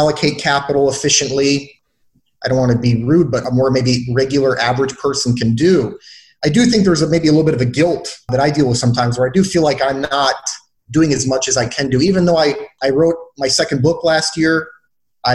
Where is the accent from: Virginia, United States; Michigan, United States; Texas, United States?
Michigan, United States; Detroit; I grew up very poor in Detroit, Michigan